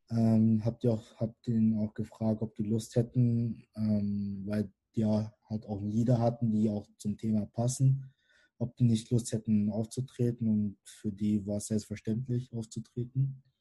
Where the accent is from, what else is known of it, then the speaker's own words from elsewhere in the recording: Karlsruhe, Baden-Württemberg, Germany; born there; Ähm, ich bin 22 Jahre alt und bin gebürtiger Karlsruhe. Ähm, meine Eltern kommen ursprünglich aus Kamerun.